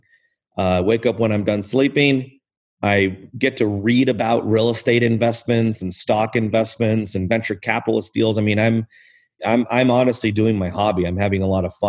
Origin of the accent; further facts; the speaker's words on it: Southern California, United States; I grew up in Southern California